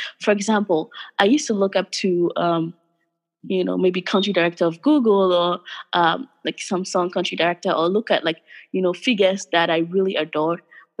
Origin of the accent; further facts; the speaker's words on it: Ghana; English is a second language; but I grew up in Ghana all my formative years, my friends, my extended family. So thinking about going back is as a way for me to retire here and then go back and do something if God gives me life.